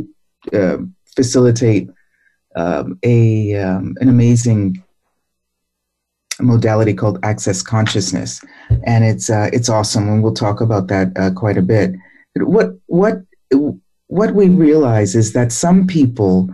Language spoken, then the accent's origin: English; Boston, Massachusetts, United States; I grew up in Roxbury in Boston